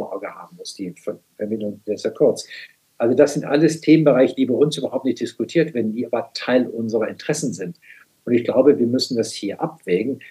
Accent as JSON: {"language": "German", "country": "Germany"}